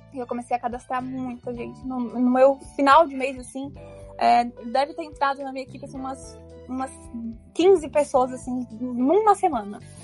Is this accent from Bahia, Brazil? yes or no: no; São Paulo, Brazil; Então eu já moro aqui desde que eu nasci, nasci aqui em São Paulo mesmo